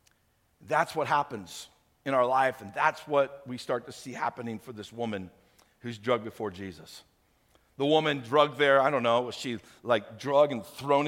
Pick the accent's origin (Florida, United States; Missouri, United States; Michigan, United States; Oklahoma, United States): Missouri, United States; St. Louis; moved away; When I was a kid, I grew up in St. Louis.